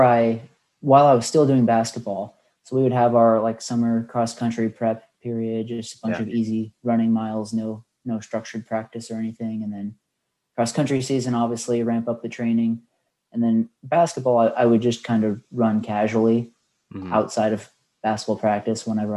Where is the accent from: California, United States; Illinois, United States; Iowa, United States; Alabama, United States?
Iowa, United States; Bettendorf; The eastern side of Iowa. I went to Pleasant Valley High School, and that's in a town called Bettendorf